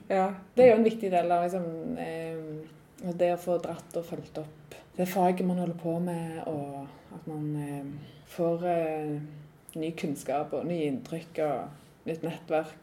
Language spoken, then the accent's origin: Norwegian; Randaberg, Rogaland, Norway; also born or lived in Trondheim; Jeg er jo fra Randaberg